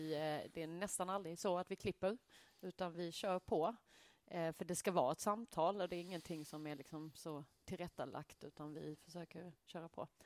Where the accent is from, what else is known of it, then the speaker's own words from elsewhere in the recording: Skåne, Sweden; also born or lived in Malmö; men vi skånare.